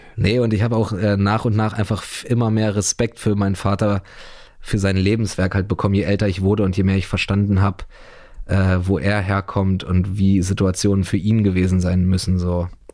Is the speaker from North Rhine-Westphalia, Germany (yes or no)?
no; Berlin, Germany; born or raised there